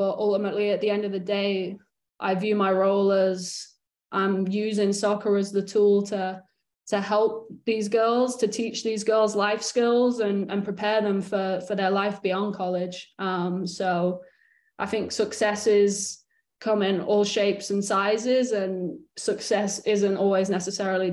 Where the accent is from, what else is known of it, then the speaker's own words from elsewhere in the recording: Morecambe, North West England, United Kingdom; now in United States; when I was growing up in Morecambe